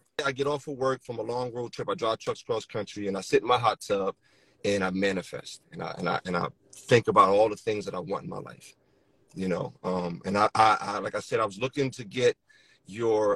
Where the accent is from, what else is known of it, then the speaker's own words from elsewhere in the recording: Philadelphia, Pennsylvania, United States; moved away as an adult; now in Delaware, United States; I'm from Philadelphia. I live in Delaware. Pretty much was raised in Philadelphia all my life